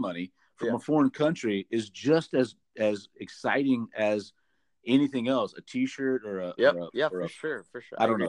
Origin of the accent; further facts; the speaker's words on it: United States; being American